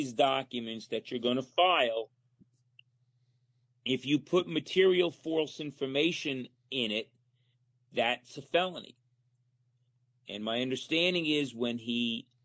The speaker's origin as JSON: {"language": "English", "area": "Monticello", "region": "New York", "country": "United States", "tie": "born or raised there", "said": "I grew up in Muncie."}